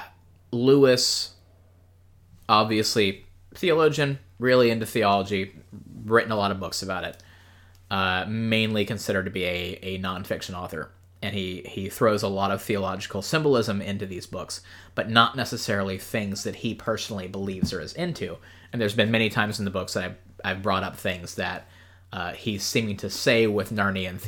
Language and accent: English; Ireland; as an Irishman